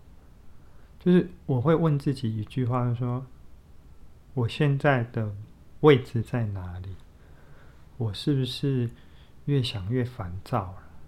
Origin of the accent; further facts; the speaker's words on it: southern Taiwan, Taiwan; 我们都是在南部长大的孩子，然后读同一个学校